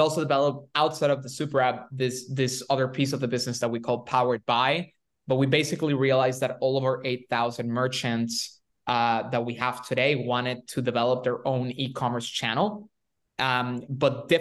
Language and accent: English; Venezuela; moved away; I'm from Venezuela originally